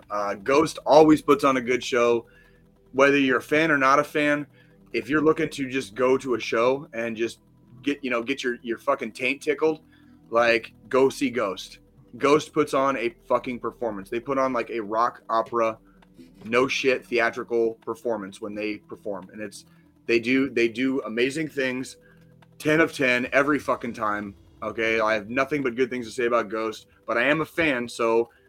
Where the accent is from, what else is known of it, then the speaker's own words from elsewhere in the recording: Arizona, United States; and I for me it's probably because I grew up in Arizona.